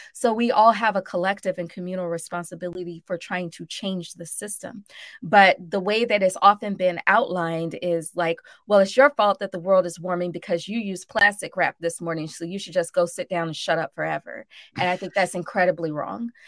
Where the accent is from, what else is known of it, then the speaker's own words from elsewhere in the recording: Birmingham, Alabama, United States; also born or lived in Mississippi; now in New Orleans, United States; I grew up in Birmingham and in Mississippi